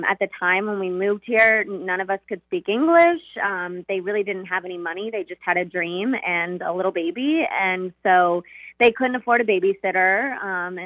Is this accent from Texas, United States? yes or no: yes; Texas, United States; also born or lived in Russia; I basically grew up in Texas and the United States